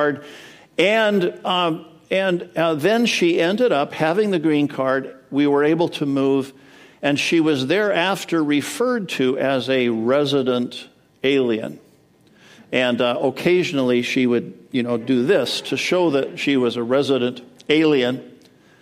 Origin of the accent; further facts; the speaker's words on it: Edmonton, Alberta, Canada; moved away as an adult; also born or lived in Madison, Wisconsin, United States; now in United States; So I was born in Madison, Wisconsin, but when I was 7, we moved to Edmonton, Alberta, Canada.